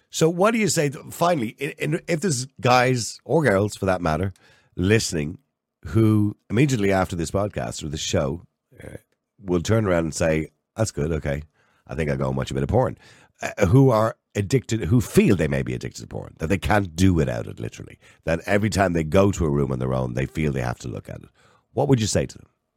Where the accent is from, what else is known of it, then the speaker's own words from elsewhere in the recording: Ireland; we're Irish.